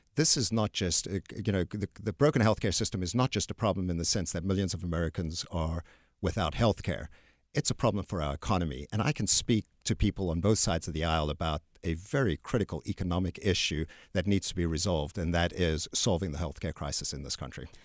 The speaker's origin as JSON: {"language": "English", "country": "South Africa", "also_born_or_lived": "Texas", "moved": "yes", "lives_now": "United States", "said": "I'm actually from South Africa."}